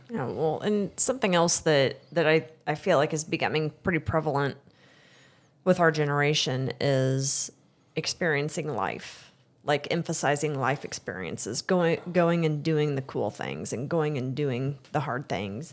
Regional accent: Excelsior Springs, Missouri, United States; I, I grew up in Excelsior.

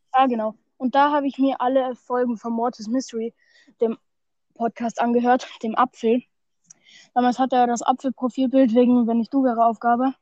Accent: Austria; bei uns in Österreich

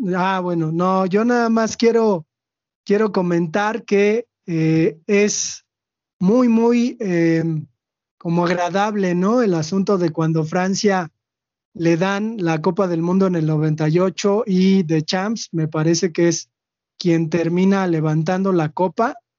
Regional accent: Mexico; nosotros los mexicanos

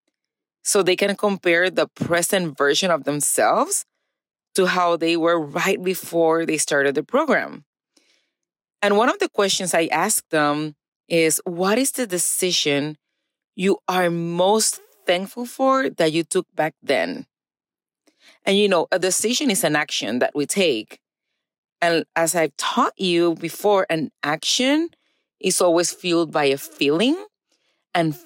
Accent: Puerto Rico; now in East Texas, United States; I was born and raised in Puerto Rico

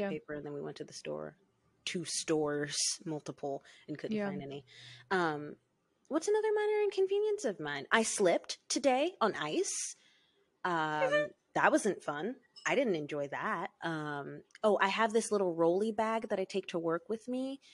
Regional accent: the South, United States; moved away as an adult; I'm from the South.

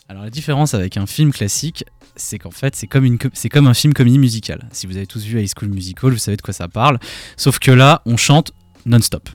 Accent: Alsace, Grand Est, France; Quand on est alsacien

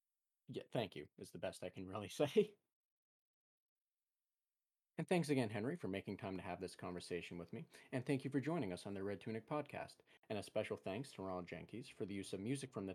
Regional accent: Ontario, Canada; I'm from Canada, I'm Canadian, I'm from Ontario

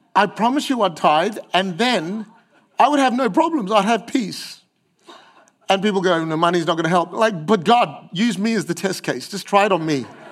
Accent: Australia; I'm too Aussie to be Asian and I'm too Asian to be Aussie

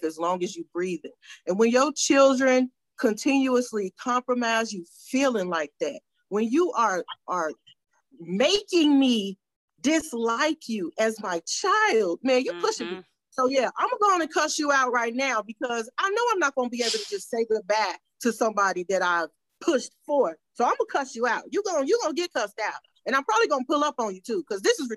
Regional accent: Chicago, Illinois, United States; I'm from Chi-Town

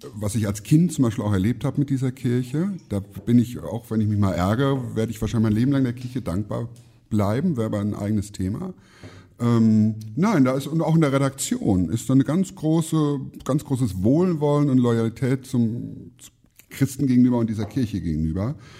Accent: Siegerland, North Rhine-Westphalia, Germany; moved away; in meiner Heimat im Siegerland

